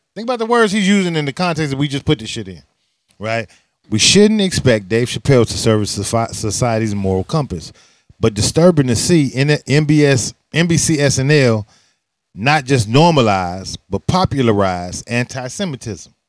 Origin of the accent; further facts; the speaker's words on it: Chicago, Illinois, United States; being a Chicagoan